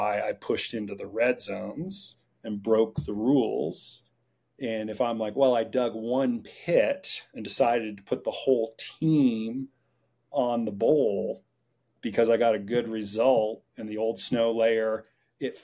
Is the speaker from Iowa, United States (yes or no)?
no; Vermont, United States; I grew up in Vermont